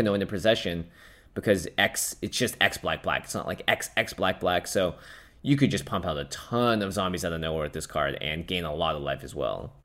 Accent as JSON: {"language": "English", "town": "Seattle", "region": "Washington", "country": "United States", "tie": "born or raised there", "said": "I grew up in Seattle."}